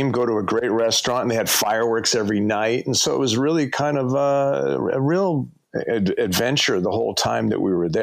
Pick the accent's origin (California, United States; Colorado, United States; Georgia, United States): California, United States; I'm a dude from California